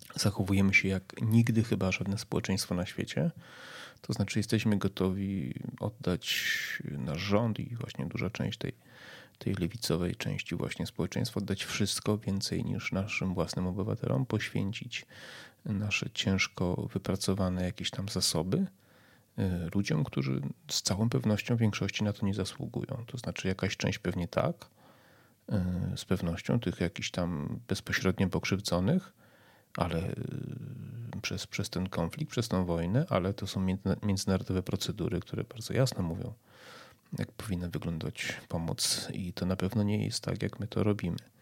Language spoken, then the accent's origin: Polish; Poland